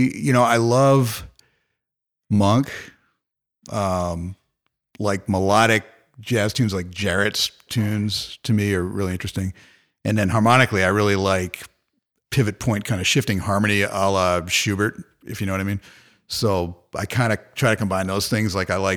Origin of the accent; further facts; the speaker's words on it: Massachusetts, United States; also born or lived in New Haven, Connecticut; now in San Diego, United States; I'm from Massachusetts, and I have this sort of Irish kind of appearance.